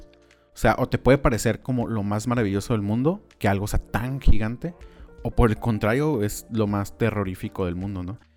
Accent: Tijuana, Baja California, Mexico; crecimos en Tijuana

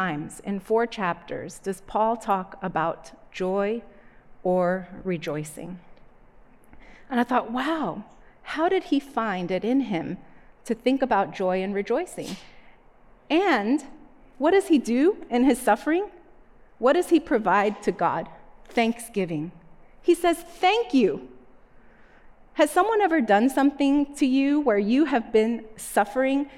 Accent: Northeast, United States; When I was a little girl, I grew up in the Northeast.

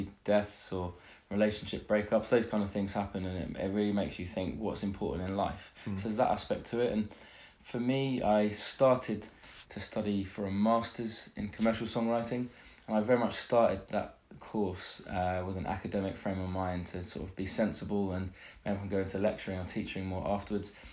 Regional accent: London, United Kingdom; I'm from London, UK, and I'm in the USA for the first time playing some shows as a musician

